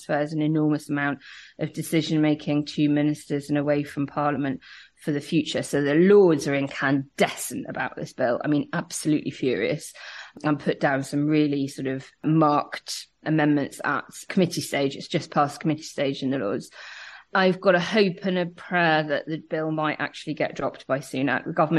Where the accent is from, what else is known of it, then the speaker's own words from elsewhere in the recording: Belfast, Northern Ireland, United Kingdom; accent: Belfast; I mean, I grew up in Northern Ireland. I know I don't sound like it.